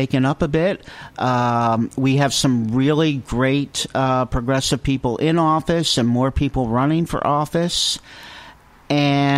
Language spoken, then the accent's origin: English; New Jersey, United States; now in Newport, United States; I come from New Jersey